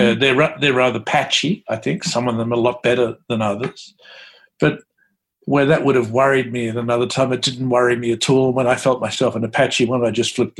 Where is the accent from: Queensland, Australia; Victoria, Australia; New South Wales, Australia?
Victoria, Australia; Bacchus Marsh; moved away as an adult; also born or lived in Geelong; now in New York, United States; I grew up in Bacchus Marsh, you know, which is predominantly working class, lower middle class town